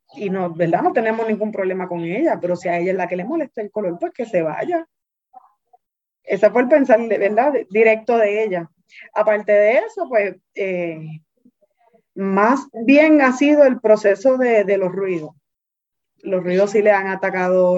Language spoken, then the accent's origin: Spanish; Carolina, Puerto Rico; yo soy de Carolina.